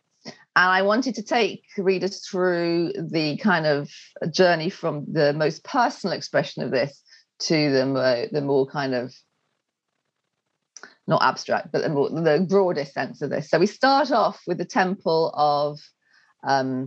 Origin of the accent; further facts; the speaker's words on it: England, United Kingdom; moved away as an adult; also born or lived in Wales; I'm English